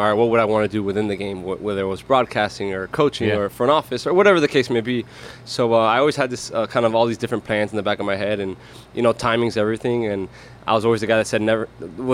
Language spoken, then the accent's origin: English; Miami, Florida, United States; to get to represent my hometown